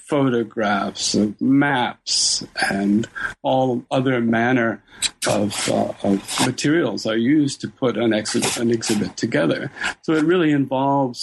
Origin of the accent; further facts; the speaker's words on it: Toronto, Ontario, Canada; I ended up then going to the University of Toronto, where it's my hometown